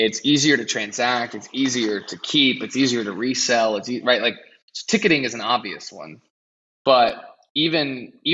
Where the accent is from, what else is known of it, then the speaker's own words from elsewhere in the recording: United States; I'm from America